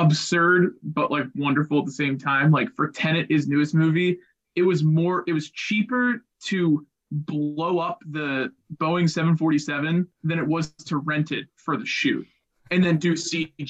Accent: Pittsburgh, Pennsylvania, United States; I've been born and raised in Pittsburgh

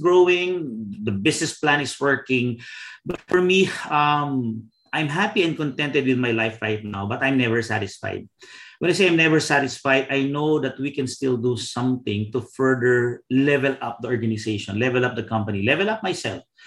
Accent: Philippines

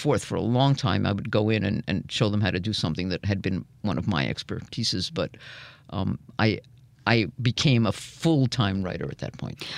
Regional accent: New York, United States; I grew up in New York

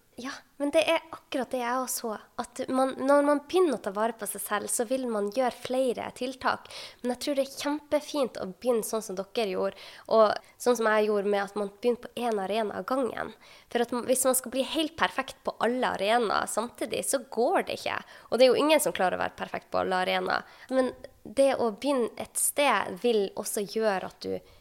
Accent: Sortland, Nordland, Norway; jobba jeg selv som fastlege på Sortland i hjembyen min

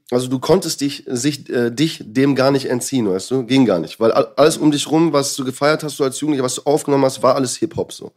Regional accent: Dortmund, North Rhine-Westphalia, Germany; moved away as an adult; also born or lived in Münster; now in Vienna, Austria; ich bin äh, Münster geboren, Dortmund aufgewachsen

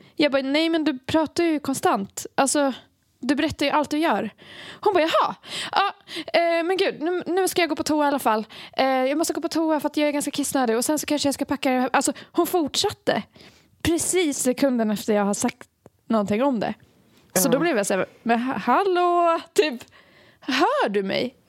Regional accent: Borlänge, Dalarna County, Sweden; vi är från Borlänge

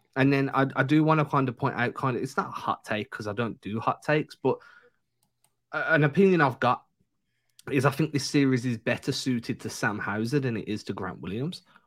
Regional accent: England, United Kingdom; moved away; growing up in England

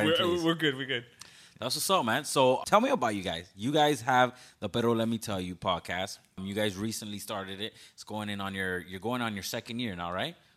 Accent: Westchester, Florida, United States; Yeah, I went to Tropical Elementary. Yeah. I'm from Westchester, too. I'm just a hidden Westchester.

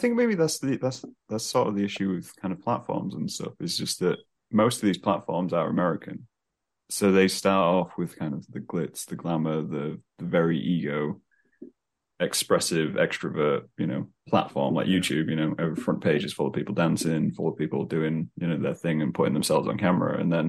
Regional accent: England, United Kingdom; I think our sense of humor is also very based on the fact that we're from England.

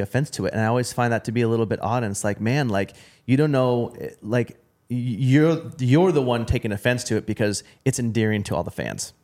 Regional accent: Portland, Oregon, United States; I'm from Portland, Oregon

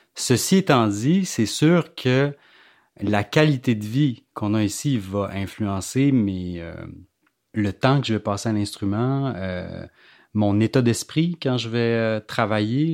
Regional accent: Gaspé, Quebec, Canada; moved away as an adult; also born or lived in Montreal; Quand j'ai quitté Gaspé, c'était pour ne, n'y jamais revenir.

